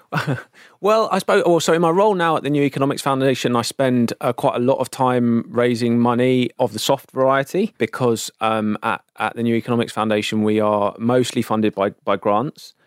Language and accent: English; London, United Kingdom; growing up in South London